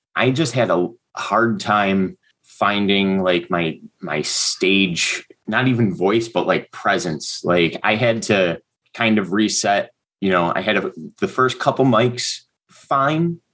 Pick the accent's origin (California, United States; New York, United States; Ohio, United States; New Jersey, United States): New York, United States; Hamburg; I grew up just outside of Buffalo, uh, town called Hamburg, New York